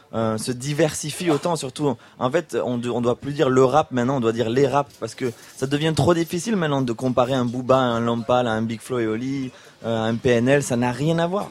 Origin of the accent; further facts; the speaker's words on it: Toulouse, Occitania, France; nous quand on vient de Toulouse